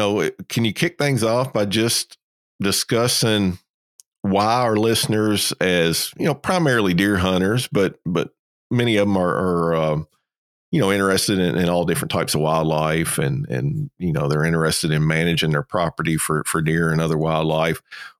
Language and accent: English; Kentucky, United States; I'm originally from Kentucky.